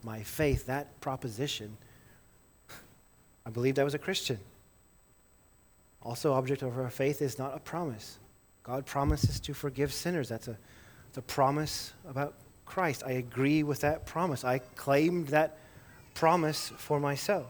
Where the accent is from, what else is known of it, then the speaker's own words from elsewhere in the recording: Livingston, Montana, United States; I grew up in Livingston, Montana